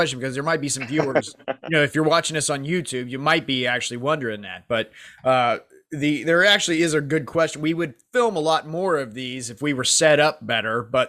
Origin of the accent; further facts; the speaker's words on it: Iowa, United States; I'm hoping to get an interview for a corporate pilot position in my home state of Iowa.